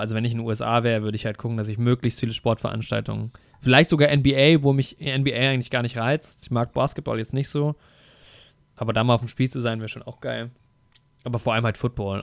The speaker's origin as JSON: {"language": "German", "country": "Germany", "said": "als Deutscher"}